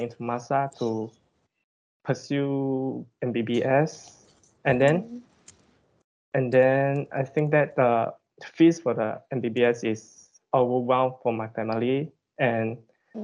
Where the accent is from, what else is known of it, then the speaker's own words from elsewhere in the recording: Johor, Malaysia; I am from Johor